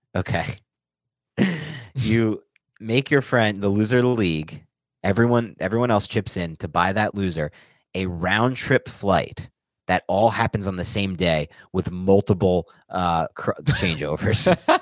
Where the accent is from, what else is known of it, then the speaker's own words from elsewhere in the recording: New Jersey, United States; moved away as an adult; also born or lived in Wisconsin; now in New York City, United States; born and raised in New Jersey, went to school in Wisconsin for four years, otherwise has only lived in New York City and Queens